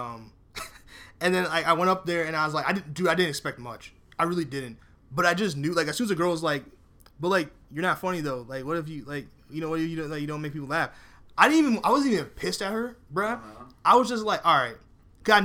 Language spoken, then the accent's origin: English; New York City, New York, United States; I was born in Bronx, New York